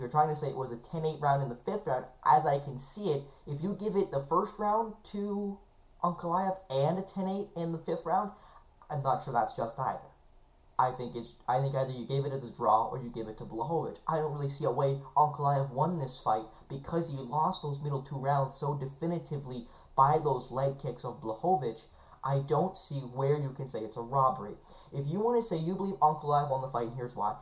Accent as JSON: {"language": "English", "country": "Canada", "said": "as a Canadian"}